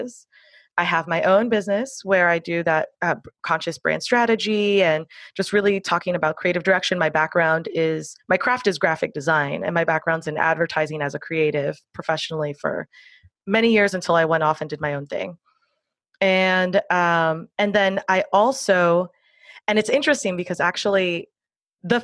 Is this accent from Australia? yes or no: no; Miami, Florida, United States; I'm out of Miami, Florida. So I grew up with hurricanes. It's my hometown